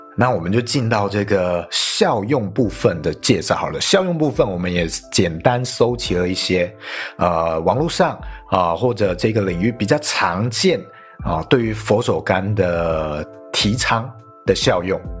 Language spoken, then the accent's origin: Chinese; northern Taiwan, Taiwan; 像我是北部人，我想象的卤肉饭就是很多碎肉